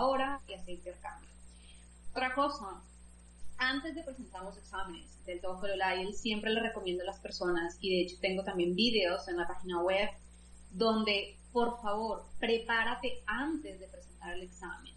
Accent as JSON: {"language": "Spanish", "country": "Colombia", "tie": "born or raised there", "moved": "as an adult", "lives_now": "Belgium", "said": "nací en Colombia, como has dicho, eh, realicé pues allí toda mi formación"}